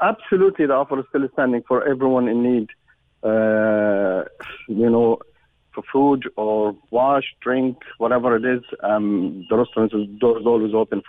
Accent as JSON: {"language": "English", "country": "Jordan", "tie": "born or raised there", "moved": "as an adult", "lives_now": "Ireland", "said": "I'm a Palestinian Jordanian. I grew, born in Jordan, grew up in Jordan. But my father originally from Palestine, born in Palestine. But we moved to Jordan."}